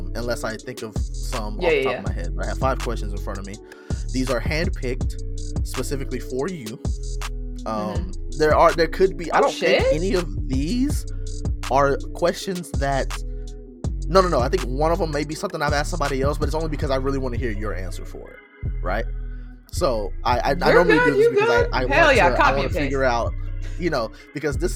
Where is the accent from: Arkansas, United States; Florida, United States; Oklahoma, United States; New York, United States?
Arkansas, United States; I'm born and raised Arkansas. I mean, I've lived other